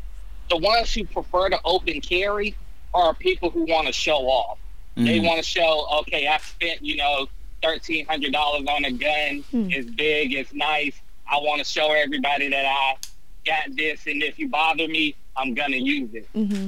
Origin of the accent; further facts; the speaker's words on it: North Carolina, United States; North Carolina.